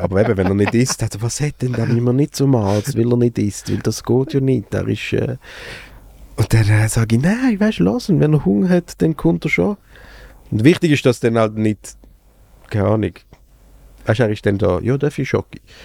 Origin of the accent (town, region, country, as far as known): Basel, Basel-Stadt, Switzerland; born or raised there